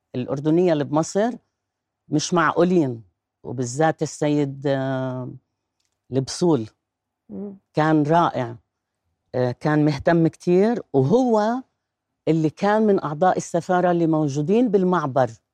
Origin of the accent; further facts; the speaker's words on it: Gaza, Gaza Strip, Palestine; moved away as an adult; now in Jordan; أنا مواليد غزة خلصت توجيهي في غزة فكانت طفولة حلوة حلوة كتير